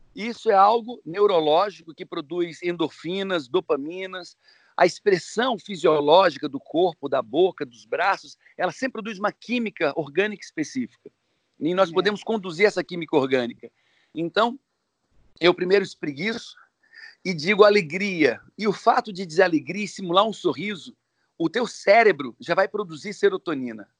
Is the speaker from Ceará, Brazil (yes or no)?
yes; Ceará, Brazil; sou cearense